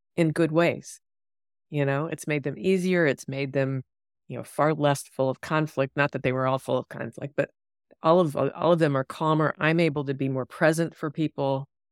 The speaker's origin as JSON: {"language": "English", "region": "East Coast", "country": "United States", "tie": "born or raised there", "moved": "yes", "said": "I grew up on the East Coast, and it's, you know, overpopulated and highways"}